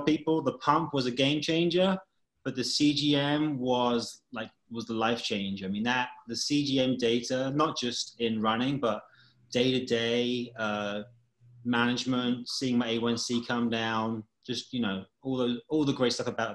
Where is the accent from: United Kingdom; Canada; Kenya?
United Kingdom; England; moved away as an adult; now in New York City, United States; I'm from England